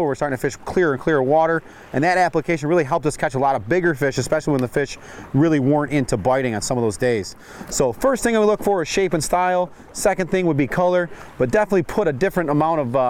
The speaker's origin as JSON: {"language": "English", "area": "Finger Lakes", "region": "New York", "country": "United States", "tie": "born or raised there", "said": "we grew up in the Finger Lakes"}